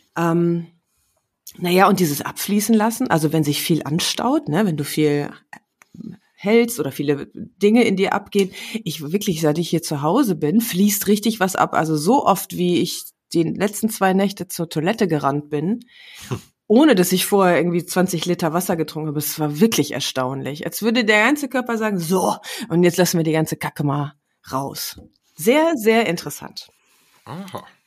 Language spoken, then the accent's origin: German; Herne, North Rhine-Westphalia, Germany; moved away; also born or lived in Düsseldorf; meine Heimatstadt ist Herne